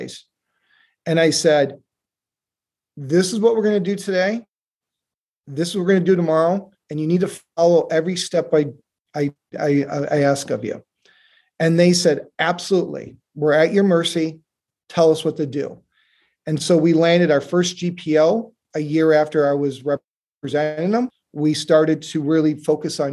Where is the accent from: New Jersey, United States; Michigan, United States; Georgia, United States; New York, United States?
Michigan, United States; Detroit; I grew up in Detroit, Michigan